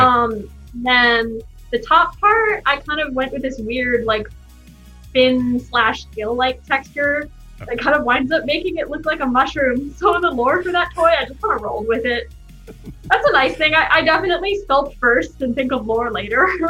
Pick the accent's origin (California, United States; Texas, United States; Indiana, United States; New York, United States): California, United States; Bay Area; moved away; I grew up in the Bay Area